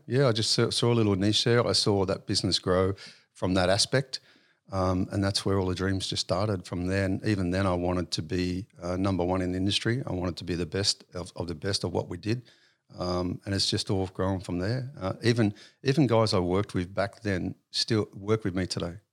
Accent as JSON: {"language": "English", "town": "Sydney", "region": "New South Wales", "country": "Australia", "tie": "born or raised there", "also_born_or_lived": "Auburn, New South Wales / Wentworthville, New South Wales / St Marys, New South Wales / Penrith, New South Wales", "said": "So I was actually born in Auburn. Um, early years was, um, uh, raised in Wentworthville, um, and then moved out to Saint Mary's"}